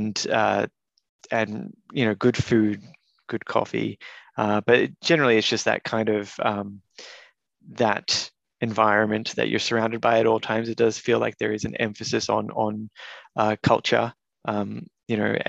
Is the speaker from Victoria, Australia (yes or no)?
yes; Melbourne, Victoria, Australia; also born or lived in Canberra; I grew up in Caulfield, an area which everyone referred to my entire life as the ghetto. I lived there until adulthood